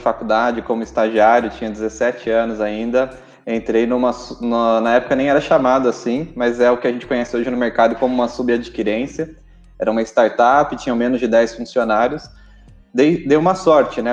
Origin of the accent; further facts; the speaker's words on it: interior of São Paulo, Brazil; moved away as an adult; now in São Paulo, Brazil; Sou do interior de São Paulo